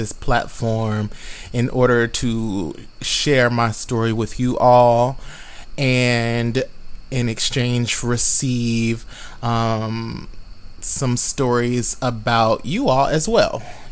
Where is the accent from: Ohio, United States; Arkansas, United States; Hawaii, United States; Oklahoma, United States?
Oklahoma, United States; Tulsa; moved away as an adult; now in Chicago, United States; I am from Tulsa, Oklahoma, and I have been translocated from Oklahoma to the Chicagoland area.